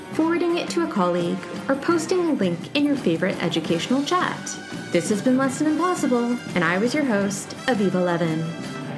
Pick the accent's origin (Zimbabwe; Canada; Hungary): Canada; I am a Canadian teaching you French